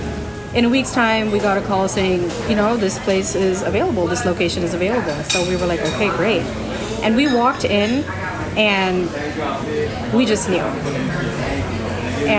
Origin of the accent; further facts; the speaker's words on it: Houston, Texas, United States; So, the kids are born and brought up in Houston. Okay. My parents are from India.